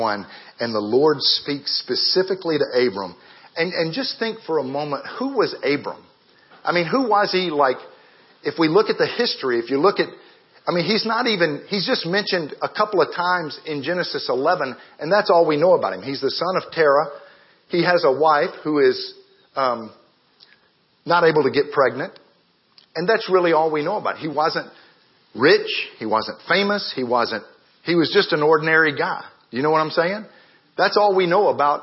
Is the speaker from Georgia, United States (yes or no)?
yes; Marietta, Georgia, United States; born or raised there; moved away as an adult; also born or lived in Ghana